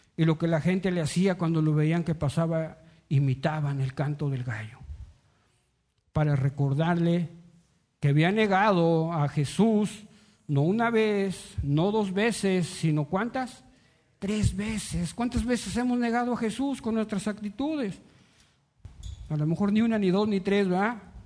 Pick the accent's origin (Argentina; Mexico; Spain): Mexico